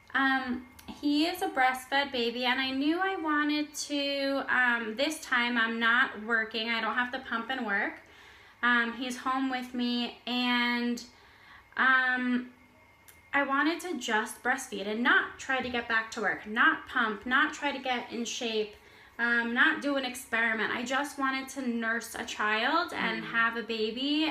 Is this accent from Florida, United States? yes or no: yes; Florida, United States; moved away as an adult; now in Israel; I'm from Florida.